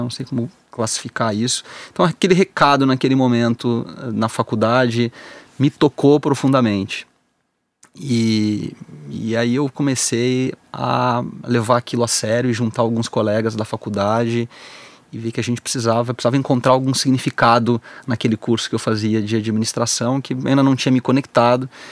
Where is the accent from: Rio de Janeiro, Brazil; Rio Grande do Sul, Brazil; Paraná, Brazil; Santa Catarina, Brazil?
Rio Grande do Sul, Brazil; eu sou gaúcho